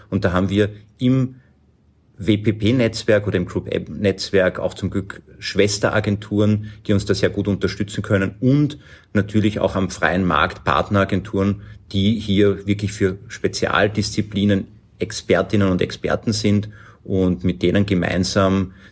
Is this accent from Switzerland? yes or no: no; Lower Austria, Austria; now in Vienna, Austria; ich komme aus dem wunderschönen Niederösterreich, lebe aber schon sehr lange in Wien